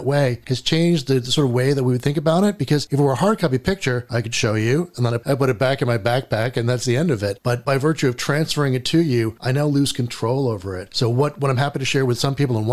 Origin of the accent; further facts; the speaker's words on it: United States; as an American